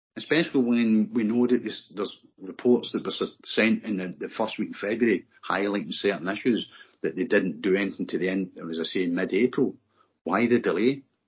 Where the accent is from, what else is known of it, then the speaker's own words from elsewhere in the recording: Glasgow, Scotland, United Kingdom; I was born and brought up in the East End of Glasgow, in the middle of the, the famous barras